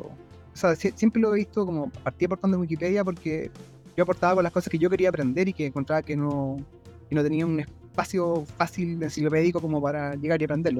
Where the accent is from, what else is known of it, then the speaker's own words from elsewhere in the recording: Chile; yo vivo en Chile, eh, soy chileno también